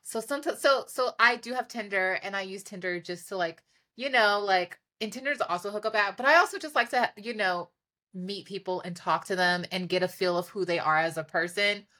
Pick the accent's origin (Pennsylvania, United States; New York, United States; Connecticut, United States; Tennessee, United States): New York, United States; New York City; I'm from Harlem.